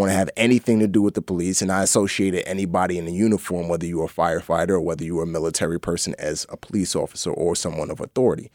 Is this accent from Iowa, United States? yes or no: no; New York City, New York, United States; also born or lived in Lomé, Togo / Nigeria; we grew up in the Bronx